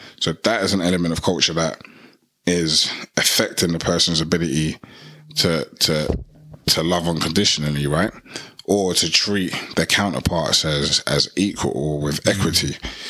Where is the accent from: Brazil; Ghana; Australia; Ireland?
Ghana; Like, I'm from Ghana, but that doesn't mean I don't have a connection with my Nigerian brothers and sisters.